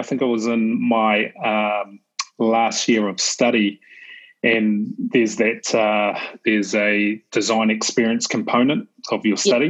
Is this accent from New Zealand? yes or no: yes; New Zealand; I grew up in New Zealand, I'm a Kiwi